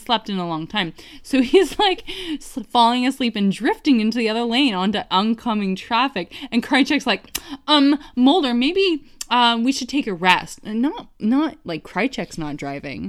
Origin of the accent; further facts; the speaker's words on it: Canada; as a Canadian